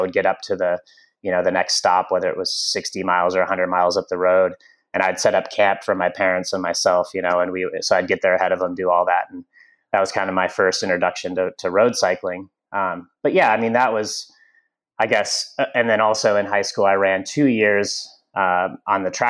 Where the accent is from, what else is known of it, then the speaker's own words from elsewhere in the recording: Grand Junction, Colorado, United States; I grew up in Western Colorado in Grand Junction